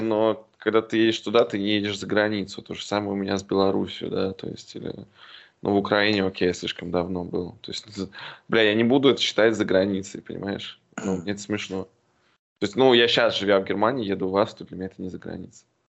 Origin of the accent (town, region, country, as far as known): Yartsevo, Smolensk Oblast, Russia; now in Berlin, Germany